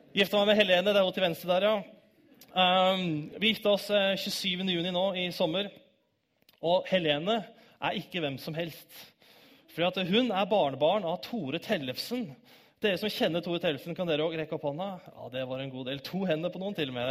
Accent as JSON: {"language": "Norwegian", "town": "Bærum", "region": "Akershus", "country": "Norway", "tie": "born or raised there", "also_born_or_lived": "Oslo / Grimstad / Kristiansand", "moved": "as an adult", "lives_now": "Stavanger, Norway", "said": "Jeg er født 12.01.1990 i Oslo. Oppvokst i Bærum"}